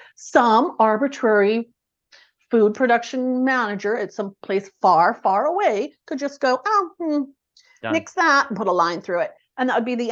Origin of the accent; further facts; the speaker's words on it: Edmonton, Alberta, Canada; also born or lived in southern Saskatchewan / Arkansas; born in Edmonton, grew up in Edmonton, did a stint for grade 12 in southern Saskatchewan